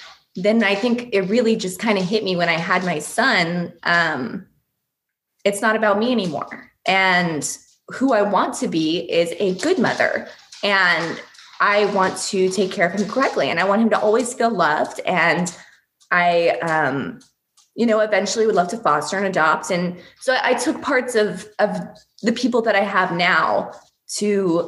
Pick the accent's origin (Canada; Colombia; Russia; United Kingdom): Russia; born there; And I was like, well, I was born in Russia, and my dad is Persian.